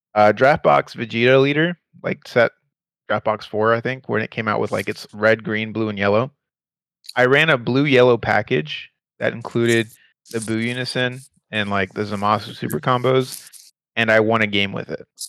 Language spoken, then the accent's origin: English; Houston, Texas, United States; We are from Houston, Texas.